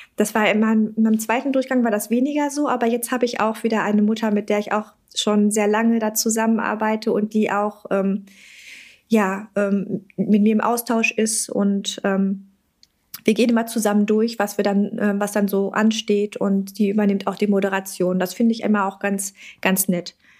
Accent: North Rhine-Westphalia, Germany; bei uns in NRW

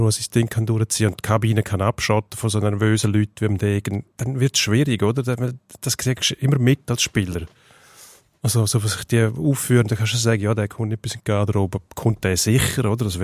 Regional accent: Switzerland; Wir, wir kleinen Schweizer haben so gute Tennisspieler.

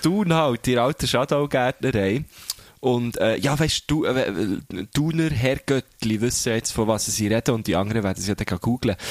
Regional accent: Thun, Bern, Switzerland; aus der Stadt, wo ich herkomme

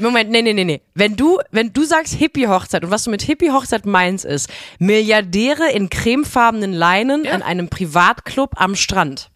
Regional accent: near Europa-Park, Baden-Württemberg, Germany; moved away; ich bin in der Nähe vom Europapark groß geworden. Wir sind zehn Autominuten entfernt von diesem Vergnügungspark groß geworden.

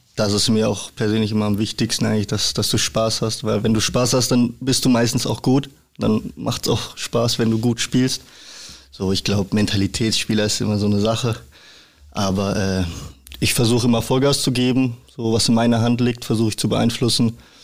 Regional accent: Freiburg, Baden-Württemberg, Germany; moved away as an adult; also born or lived in Regensburg; now in Hamburg, Germany; ich bin in Freiburg geboren, also auch direkt in Freiburg

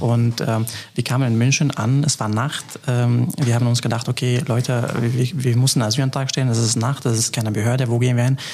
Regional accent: Afrin, Aleppo Governorate, Syria; German is a second language; now in Trier, Germany; Trier ist Heimat geworden, äh, Aleppo und, und die Region, wo ich geboren bin, Afrin

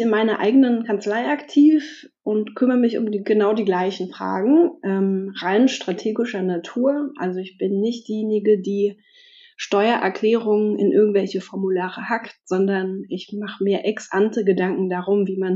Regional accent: Potsdam, Brandenburg, Germany; ich komme aus Potsdam

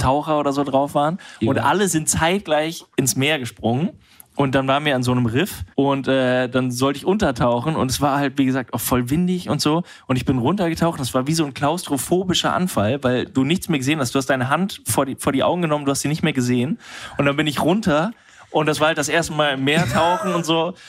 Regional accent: Düsseldorf, North Rhine-Westphalia, Germany; Ich komme aus Düsseldorf, da aus der Ecke

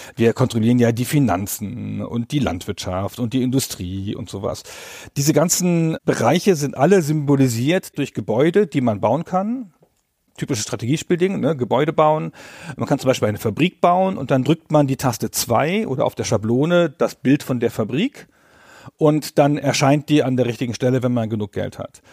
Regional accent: Northern Germany, Germany; bei uns in Norddeutschland

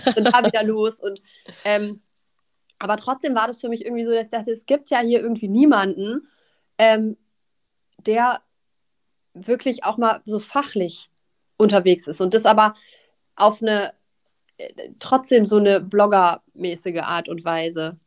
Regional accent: Nuremberg, Bavaria, Germany; moved away as an adult; now in Northern Germany, Germany; ich komme aus Süddeutschland, ich komme aus Nürnberg ursprünglich

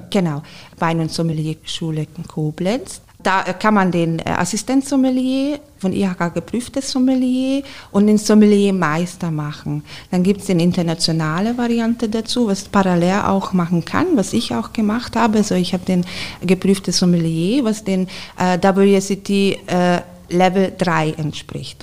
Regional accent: Hungary; German is a second language; moved away as an adult; also born or lived in Garmisch-Partenkirchen, Germany; now in Germany; ich bin äh, gebürtige Ungarin

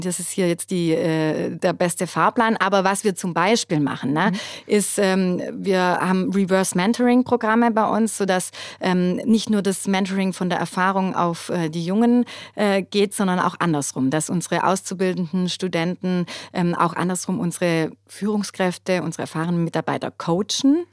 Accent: Germany; bei uns in Deutschland

